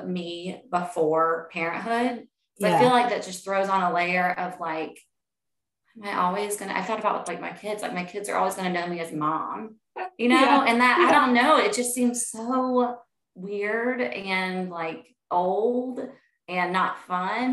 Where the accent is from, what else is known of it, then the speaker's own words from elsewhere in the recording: Charlotte, North Carolina, United States; also born or lived in Clemson, South Carolina; I grew up outside of Charlotte.